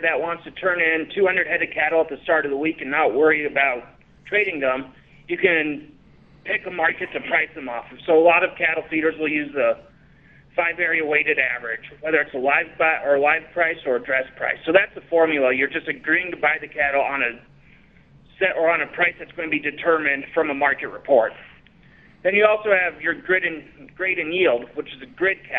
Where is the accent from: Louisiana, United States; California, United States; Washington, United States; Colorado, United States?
Colorado, United States; Denver; I grew up in Denver, no exposure to agriculture growing up